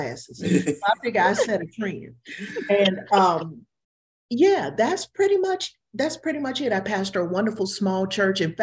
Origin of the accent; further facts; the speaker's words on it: Duluth, United States; I'm from Duluth